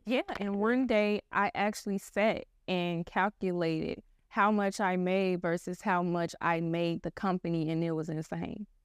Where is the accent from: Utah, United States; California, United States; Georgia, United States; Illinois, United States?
Illinois, United States; Chicago; I am actually from Chicago, born and raised on the South Side